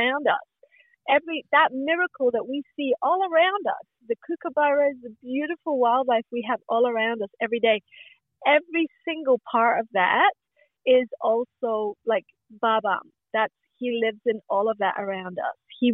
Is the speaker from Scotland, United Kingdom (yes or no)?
yes; Glasgow, Scotland, United Kingdom; now in Australia; I was born in Glasgow in Scotland.